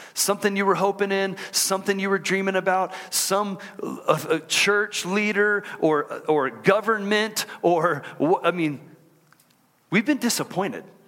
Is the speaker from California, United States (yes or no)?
no; Houston, Texas, United States; moved away as an adult; also born or lived in College Station, Texas; now in Utah, United States; I grew up in Houston